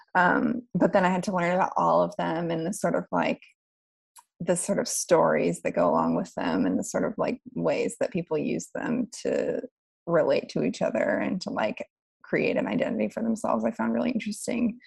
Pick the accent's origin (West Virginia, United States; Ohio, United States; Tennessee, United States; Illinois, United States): West Virginia, United States; moved away as an adult; also born or lived in New York; now in Berlin, Germany; I'm from West Virginia and I I grew up there until I was 18 and moved away